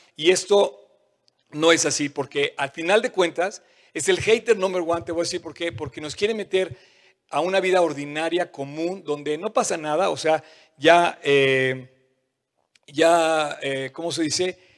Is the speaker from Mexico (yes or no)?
yes; Mexico; como mexicanos